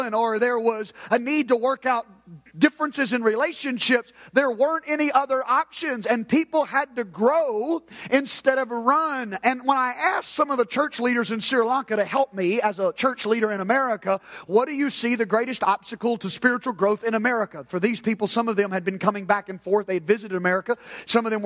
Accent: United States; I'm an American believer

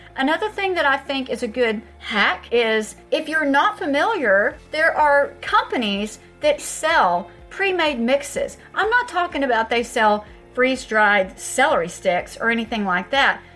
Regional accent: Texas, United States; I'm from Texas.

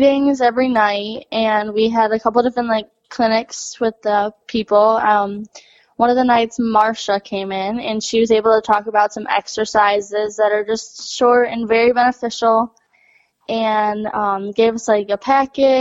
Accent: Dexter, Michigan, United States; I am from Dexter, Michigan. We own a barn, Cobblestone Farms, and that's where I've rode my whole life.

